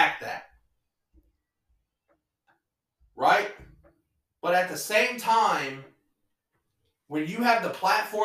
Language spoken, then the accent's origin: English; Ohio, United States; I'm from Ohio, and I have a daughter